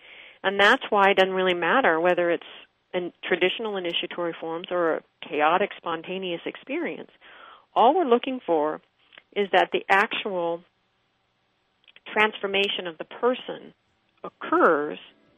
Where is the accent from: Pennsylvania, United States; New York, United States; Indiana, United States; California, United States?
Pennsylvania, United States; Pittsburgh; I was a kid from Pittsburgh, Pennsylvania, and I didn't know a thing about ships or fishing.